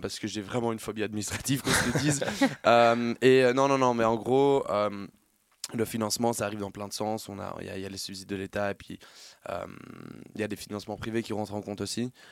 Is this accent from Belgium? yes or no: yes; Brussels, Brussels-Capital Region, Belgium; je suis bruxellois de base